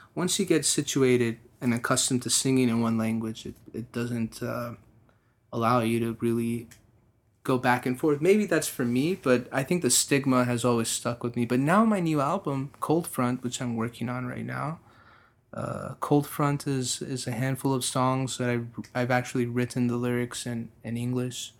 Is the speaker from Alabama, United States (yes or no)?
no; Texas, United States; me being a Texan, being an American, but being really Persian